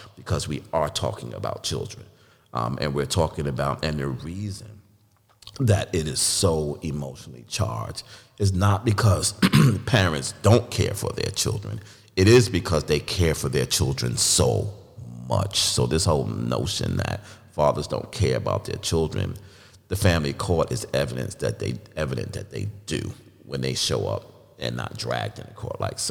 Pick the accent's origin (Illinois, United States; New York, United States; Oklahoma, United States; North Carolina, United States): North Carolina, United States; North Carolina, my home state